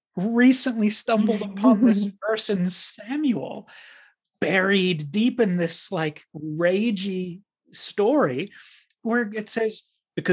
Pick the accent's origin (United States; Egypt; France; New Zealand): New Zealand; growing up in New Zealand